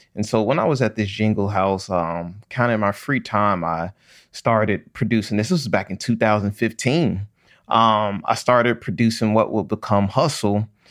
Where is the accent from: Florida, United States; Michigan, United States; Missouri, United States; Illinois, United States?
Illinois, United States; Chicago; growing up in Chicago, most of my family